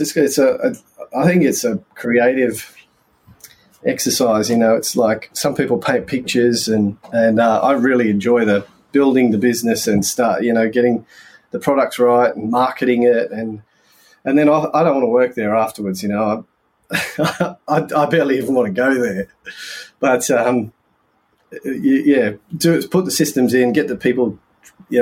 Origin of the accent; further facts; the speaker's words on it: Lithgow, New South Wales, Australia; moved away as an adult; also born or lived in England / Queensland; now in Wollongong, Australia; We grew up in Lithgow